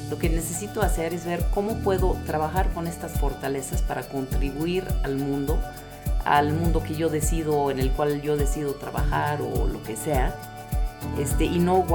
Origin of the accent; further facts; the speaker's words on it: England, United Kingdom; now in Mexico; como inglesa viviendo en México, yo dije, esto no es lo, que yo necesito, porque